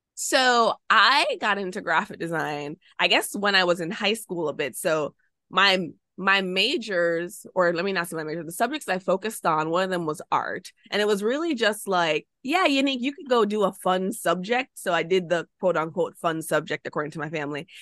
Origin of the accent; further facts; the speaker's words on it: Jamaica; moved away as an adult; also born or lived in United States; I'm Jamaican